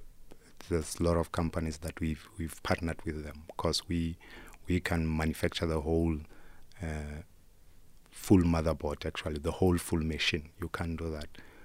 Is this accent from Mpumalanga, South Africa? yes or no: no; Soweto, Gauteng, South Africa; also born or lived in Makotopong; I grew up in Soweto, and there's a rural areas that I come from. I come from a rural area called Makotopong.